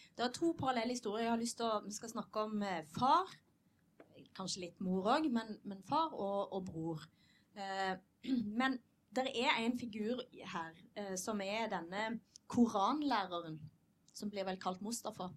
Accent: Western Norway, Norway; jeg er vestlending

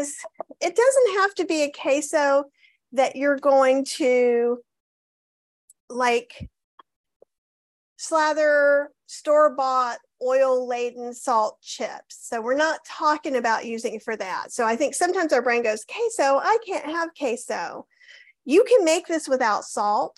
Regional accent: the South, United States; I'm from the South

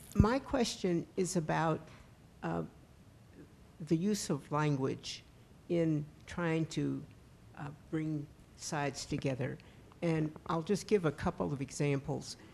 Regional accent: West Virginia, United States; since I was a child, growing up in West Virginia

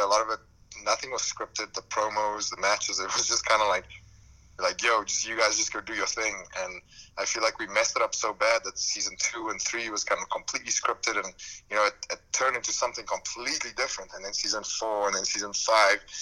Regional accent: South Africa; moved away as an adult; now in United States; I grew up in South Africa, and that's where I mainly worked

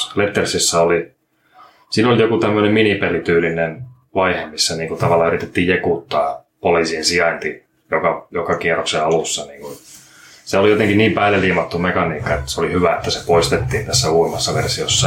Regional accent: Jämsä, Central Finland, Finland; now in Turku, Finland; mä oon Keski-Suomesta tänne Jämsästä tarkemmin Turkuun eksynyt

